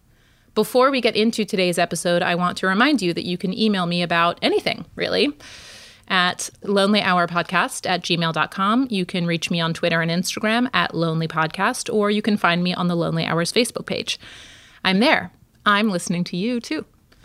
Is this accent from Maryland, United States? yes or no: yes; outside of Baltimore, Maryland, United States; moved away; also born or lived in Brooklyn; Annabelle and I grew up together outside of Baltimore, attending what were supposed to be rival all-girls schools